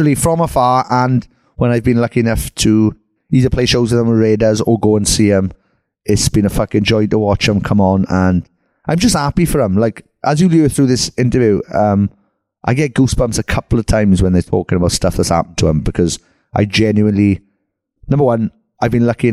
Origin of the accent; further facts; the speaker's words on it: Merthyr Tydfil, Wales, United Kingdom; my hometown, Merthyr Tydfil